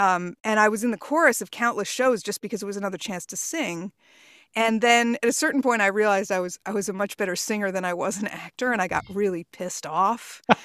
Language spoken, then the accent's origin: English; Port Washington, New York, United States; also born or lived in Queens, New York / Chicago; we moved to Port Washington when I was five years old, and that's where I, you know, finished high school and everything else